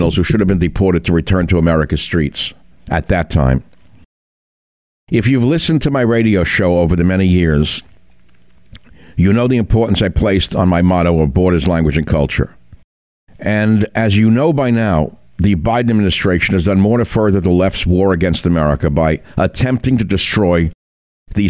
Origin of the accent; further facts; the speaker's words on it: United States; I'm an American